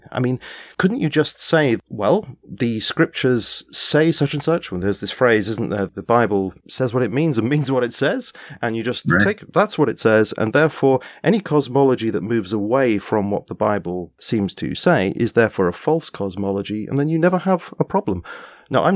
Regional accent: England, United Kingdom; I'm an Englishman

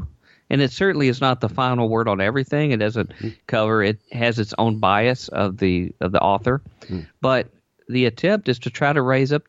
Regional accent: Southern United States, United States; I come from the Bible Belt, the revivalist circuit, so I want to be able to put that in there a little bit occasionally, if that's okay.

